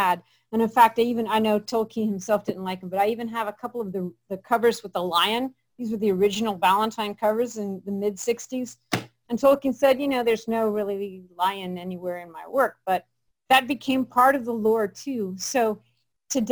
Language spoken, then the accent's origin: English; Springfield, Illinois, United States; I'm from Springfield, Illinois.